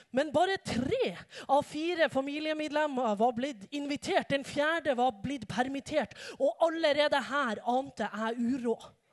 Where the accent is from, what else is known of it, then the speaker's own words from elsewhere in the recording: Norway; Jeg har vokst opp i en ganske vanlig familie i ei ganske vanlig bygd i Utkant-Norge